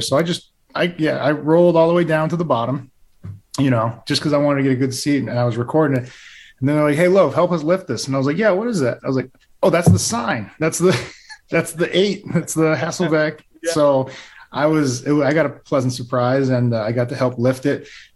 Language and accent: English; Plainville, Massachusetts, United States; moved away; I'm from Plainville